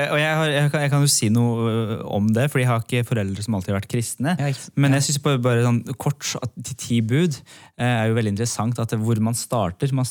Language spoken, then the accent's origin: Norwegian; Iran; now in Norway; Jeg kom jo fra Iran opprinnelig, og mm. familien min var nesten alle da muslimer.